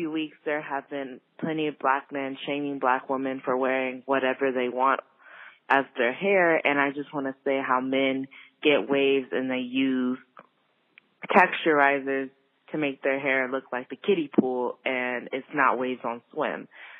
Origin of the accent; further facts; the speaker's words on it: California, United States; I'm 20 years old. I'm from California.